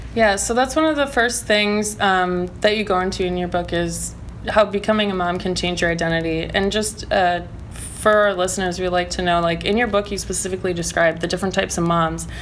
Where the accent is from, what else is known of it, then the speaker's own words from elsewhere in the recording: Wisconsin, United States; moved away as an adult; now in Portland, United States; I'm from Wisconsin. I moved to Portland about a year ago